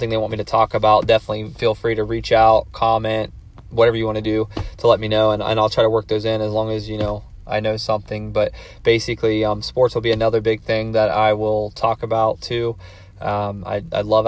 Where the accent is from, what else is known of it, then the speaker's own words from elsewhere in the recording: Circleville, Ohio, United States; I'm from Circleville, Ohio